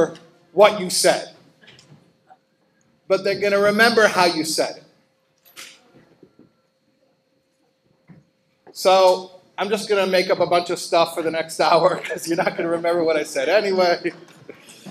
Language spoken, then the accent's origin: English; Chicago, Illinois, United States; now in New York, United States; I live in New York and I grew up in Chicago